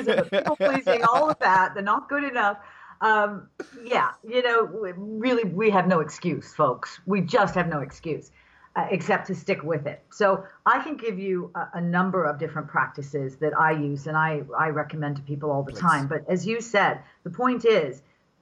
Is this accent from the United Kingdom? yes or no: yes; England, United Kingdom; I was raised in England after the Second World War by parents who lived through the Second World War